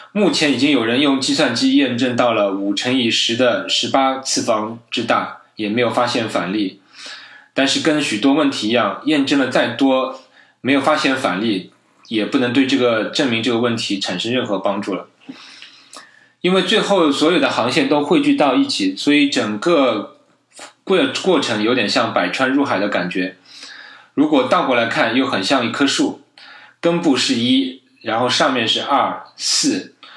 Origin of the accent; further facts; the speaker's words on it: China; 我觉得我们中国人的科普之路还是任重道远